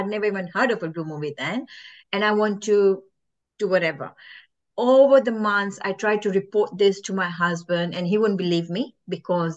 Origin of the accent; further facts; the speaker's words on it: Kenya; I'm originally from Kenya